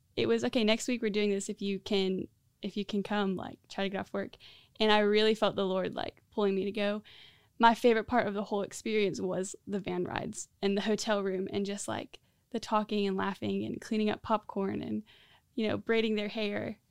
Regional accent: Central Florida, United States; moved away as an adult; now in Greenville, United States; I grew up in Central Florida. So, um, I moved to Greenville a year and a half ago

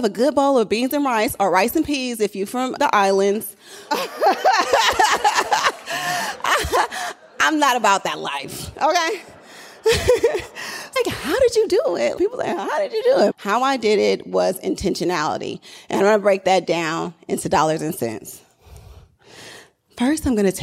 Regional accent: Oakland, California, United States; I'm really from Oakland

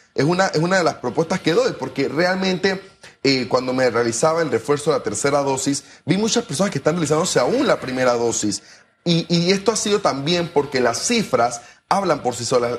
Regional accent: Panama

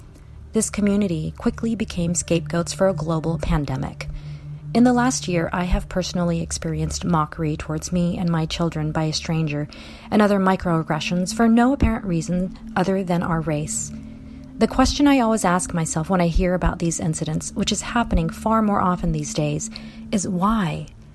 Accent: Hawaii, United States; also born or lived in Seoul, South Korea; now in Seattle, United States; I am Korean-American living just outside of Seattle, Washington. I was born in Seoul, South Korea, and my family immigrated to Hawaii when I was a little girl.

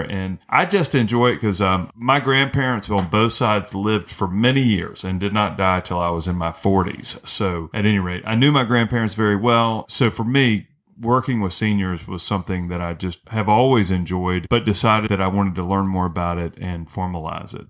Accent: North Carolina, United States; now in St. Petersburg, United States; I grew up in North Carolina.

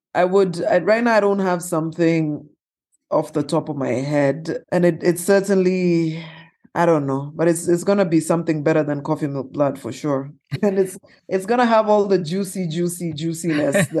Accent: Kenya; as a Kenyan entrepreneur, as a woman

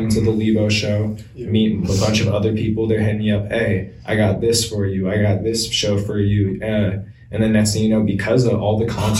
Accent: Kitsap County, Washington, United States; we're born and raised in Kitsap County

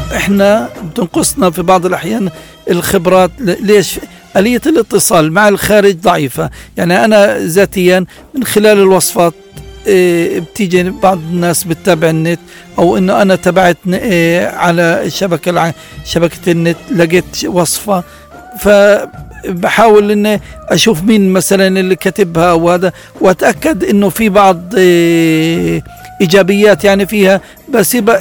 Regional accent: Gaza, Gaza Strip, Palestine; عندنا في غزه

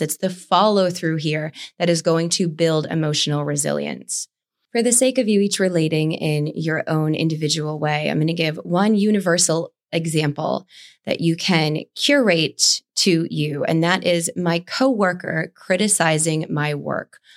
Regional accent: East Coast, United States; growing up on the East Coast

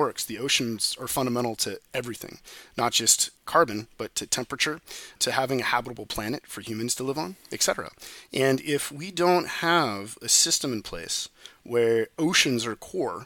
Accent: Silicon Valley, California, United States; I was born and raised in Silicon Valley

